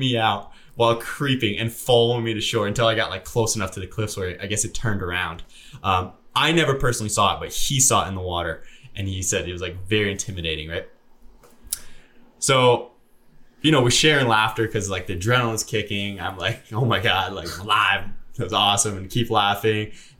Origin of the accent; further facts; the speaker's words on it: Canada; moved away; I'm Canadian